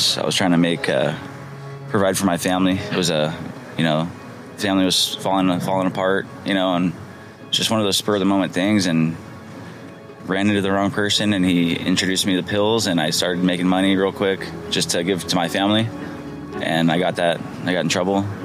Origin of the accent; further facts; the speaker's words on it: Orange County, California, United States; I grew up in Orange County, pretty good life upbringing